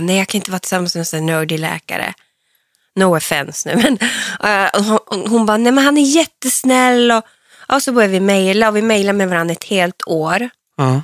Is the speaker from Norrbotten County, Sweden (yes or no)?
yes; Hortlax, Norrbotten County, Sweden; Ja, så där växte jag upp